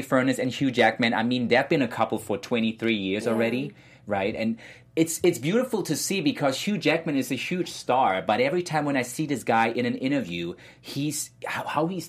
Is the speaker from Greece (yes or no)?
no; Germany; moved away; I was born in Germany.